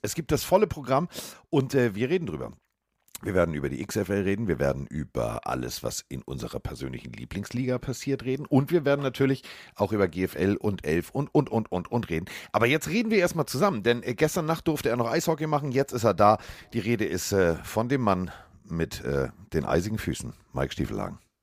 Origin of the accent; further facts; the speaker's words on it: Hamburg, Germany; ich bin aus Hamburg